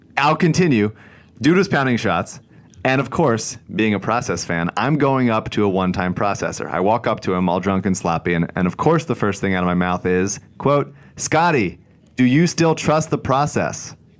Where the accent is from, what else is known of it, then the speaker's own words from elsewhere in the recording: Newtown, Pennsylvania, United States; I'm from Bucks County, but my parents now live in Montgomery County